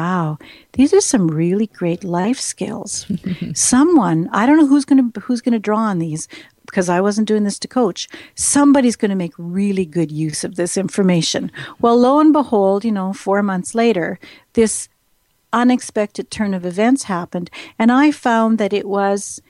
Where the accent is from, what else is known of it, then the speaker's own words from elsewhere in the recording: Saskatchewan, Canada; I'm from Saskatchewan